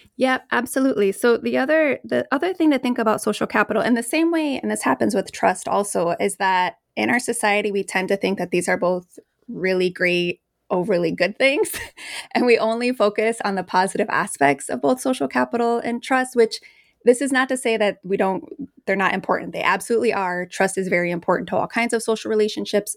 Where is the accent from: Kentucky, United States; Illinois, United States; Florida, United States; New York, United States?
Illinois, United States; Chicago; I grew up in the Post neighborhood of Chicago. I'm from Mexican Chicago